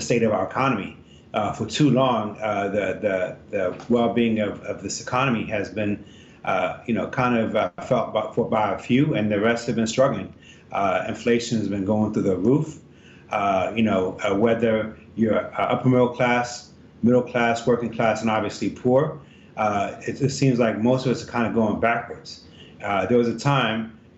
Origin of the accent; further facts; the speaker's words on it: Ethiopia; now in Virginia, United States; I'm originally from Ethiopia, and the reason that my parents immigrated here in 82